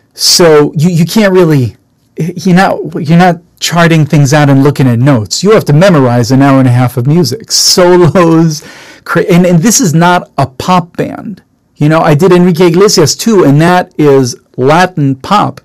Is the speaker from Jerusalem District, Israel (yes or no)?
yes; Jerusalem, Jerusalem District, Israel; now in United States; born and raised in Israel